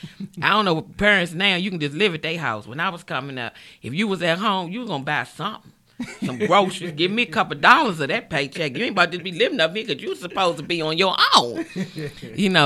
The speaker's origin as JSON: {"language": "English", "town": "Washington", "region": "District of Columbia", "country": "United States", "tie": "born or raised there", "accent": "DC", "said": "I'm born and raised in Washington, D.C., Southside"}